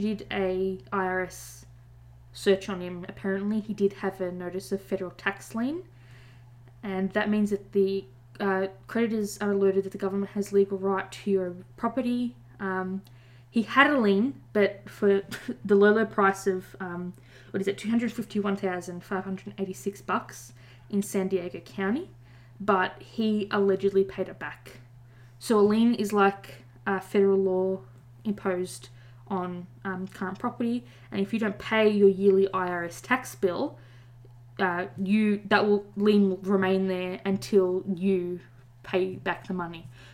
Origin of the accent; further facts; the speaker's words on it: Australia; we're Australian